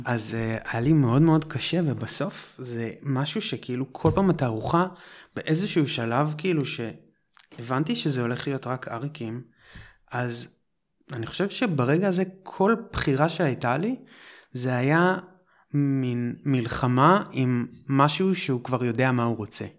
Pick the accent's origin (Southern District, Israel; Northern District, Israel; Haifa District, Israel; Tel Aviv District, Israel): Tel Aviv District, Israel; Holon; moved away as an adult; also born or lived in Jerusalem; במקור מחולון